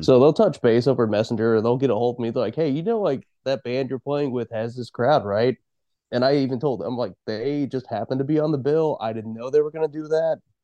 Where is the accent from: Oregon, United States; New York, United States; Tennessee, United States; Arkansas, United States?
Oregon, United States; Eastern; also born or lived in Salem, Oregon; I grew up in Eastern Oregon, and I've been in about Salem for ten years now